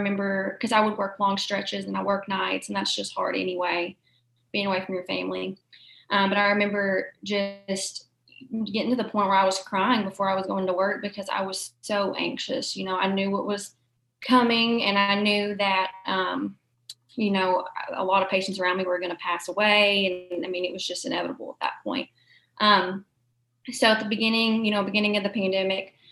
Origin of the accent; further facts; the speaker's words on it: Murray, Kentucky, United States; born and raised in Murray, went to the Murray City Schools, went to Murray State